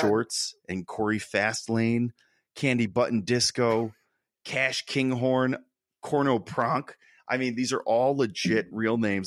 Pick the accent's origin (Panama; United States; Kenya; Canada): United States; Connecticut; we grew up in Connecticut, both of us